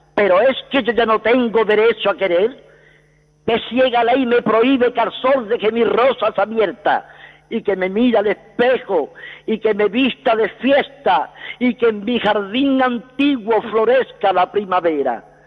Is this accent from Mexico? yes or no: no; Seville, Andalusia, Spain; now in Madrid, Spain; yo soy de Sevilla, pero llevo aquí en Madrid 55 años.